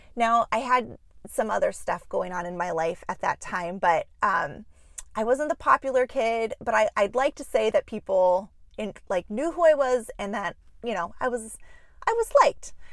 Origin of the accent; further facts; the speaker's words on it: Juneau, Alaska, United States; moved away as an adult; now in Minneapolis, United States; I was born and raised in Juneau, Alaska